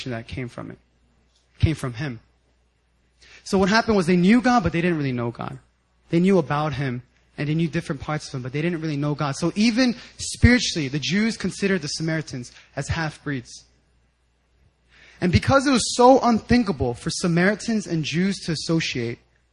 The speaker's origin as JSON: {"language": "English", "area": "10 minutes outside of Philadelphia", "region": "Pennsylvania", "country": "United States", "tie": "born or raised there", "said": "I grew up 10 minutes right outside of Philadelphia."}